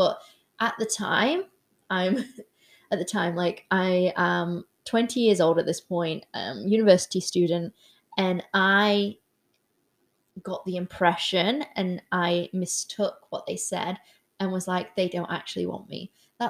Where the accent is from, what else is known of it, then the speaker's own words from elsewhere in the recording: Newcastle, North East England, United Kingdom; I'm originally from Newcastle.